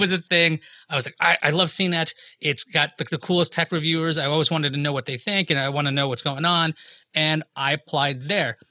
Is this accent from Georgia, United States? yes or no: no; New York, United States; I'm from New York